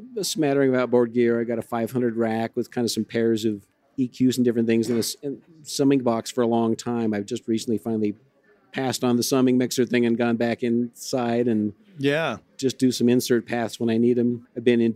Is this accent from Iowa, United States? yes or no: yes; Iowa, United States; moved away as an adult; now in Colorado, United States; I grew up in Iowa, yeah. And got out here by the time I was 20